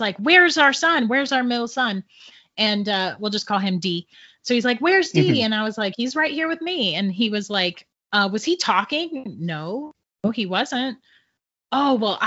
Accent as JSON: {"language": "English", "town": "St. Augustine", "region": "Florida", "country": "United States", "said": "we're from St. Augustine and St. Augustine is like crazy haunted"}